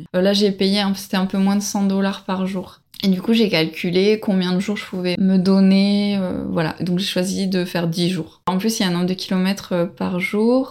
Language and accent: French; Bordeaux, Nouvelle-Aquitaine, France; moved away as an adult; also born or lived in Paris / Saskatchewan / Quebec / Sydney; now in Australia; je viens de Bordeaux à la base